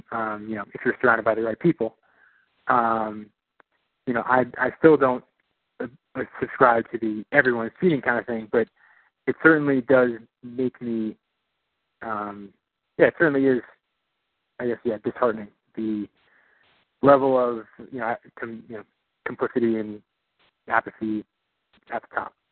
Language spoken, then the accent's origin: English; New York, United States; born there; I was actually I was born in New York. That's where my family's from.